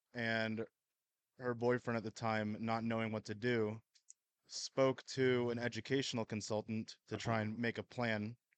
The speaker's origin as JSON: {"language": "English", "region": "California", "country": "United States", "moved": "yes", "lives_now": "Idaho, United States", "said": "Originally from California, moved around a bit, and then settled down here around 2020."}